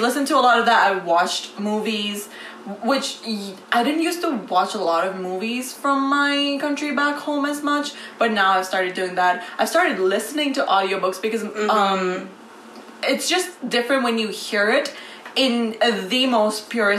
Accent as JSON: {"language": "English", "country": "Nepal", "first_language": "Nepali", "moved": "as an adult", "lives_now": "Ithaca, United States"}